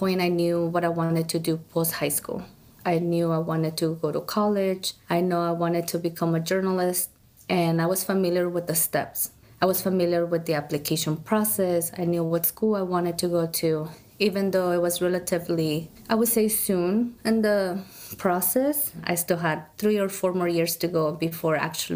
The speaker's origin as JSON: {"language": "English", "region": "California", "country": "United States", "tie": "born or raised there", "moved": "yes", "lives_now": "Oregon, United States", "said": "I was born in California"}